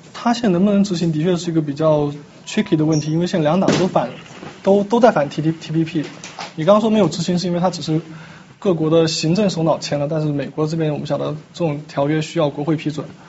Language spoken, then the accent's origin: Chinese; China; 我们中国人